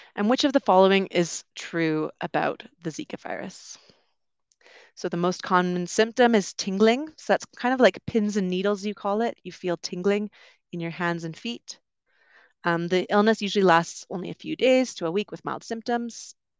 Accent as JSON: {"language": "English", "town": "Vancouver", "region": "British Columbia", "country": "Canada", "tie": "born or raised there", "also_born_or_lived": "London, United Kingdom", "moved": "as an adult", "said": "I'm originally from Canada. I grew up on the West Coast, around Vancouver."}